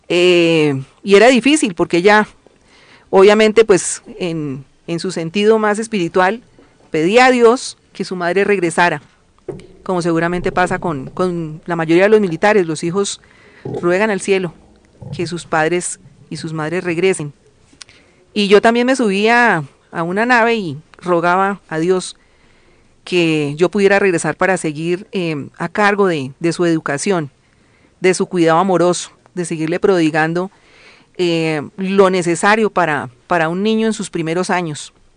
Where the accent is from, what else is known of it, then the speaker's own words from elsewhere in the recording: Colombia; como colombianos